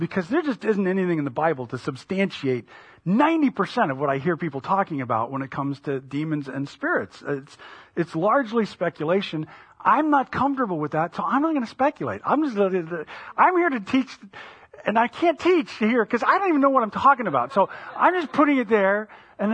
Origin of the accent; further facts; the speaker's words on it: United States; as an American living at the time